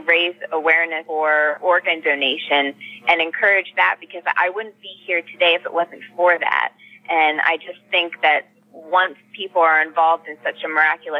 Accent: Pennsylvania, United States; moved away as an adult; also born or lived in Sacramento area, California; now in Sacramento, United States; we were both born and raised in Pennsylvania

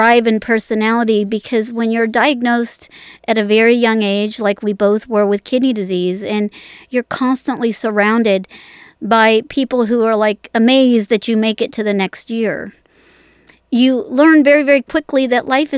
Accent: Las Vegas, Nevada, United States; I was born in Las Vegas.

